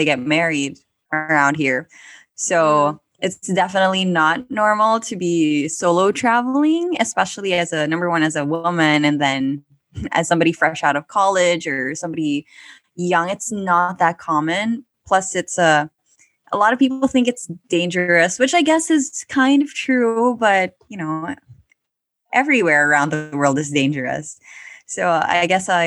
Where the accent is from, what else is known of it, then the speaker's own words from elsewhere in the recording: Manila, Metro Manila, Philippines; I grew up in Manila